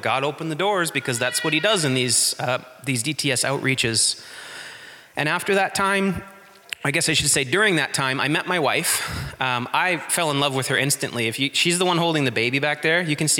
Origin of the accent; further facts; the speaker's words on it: Haldimand County, Ontario, Canada; moved away as an adult; also born or lived in Ukraine; All right, so I grew up here in Haldimand County. I went to school at Hagersville High School